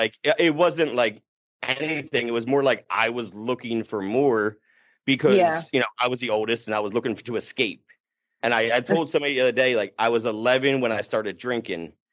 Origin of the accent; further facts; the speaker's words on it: New Jersey, United States; also born or lived in Los Angeles; I'm from New Jersey